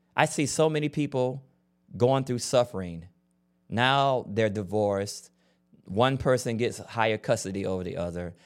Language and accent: English; Florida, United States; I grew up in Florida